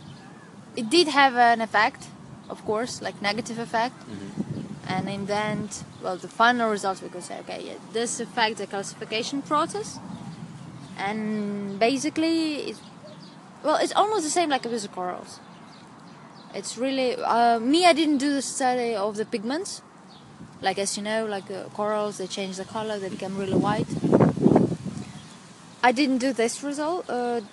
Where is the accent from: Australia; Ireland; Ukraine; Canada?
Ukraine; moved away as an adult; also born or lived in Russia / Kyiv, Ukraine; now in Portugal; I was born in Russia. I have Ukrainian nationality because most of the time I lived in Ukraine.